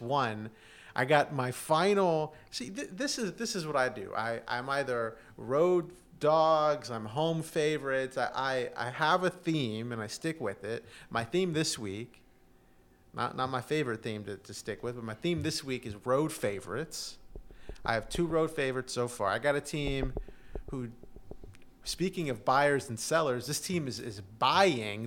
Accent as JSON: {"language": "English", "town": "Houston", "region": "Texas", "country": "United States", "tie": "born or raised there", "said": "my hometown team, Houston Texans"}